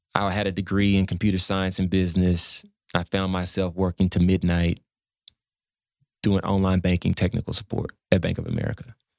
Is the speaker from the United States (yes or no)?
yes; Dallas, Texas, United States; Dallas, Oak Cliff